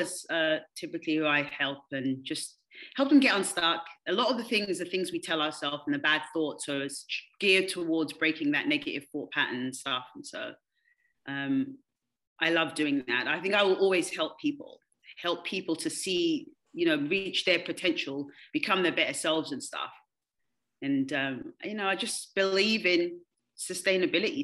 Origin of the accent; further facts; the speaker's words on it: London, United Kingdom; moved away as an adult; also born or lived in Kansas City; now in United States; I'm originally from London, England. I've lived here now for 21 years.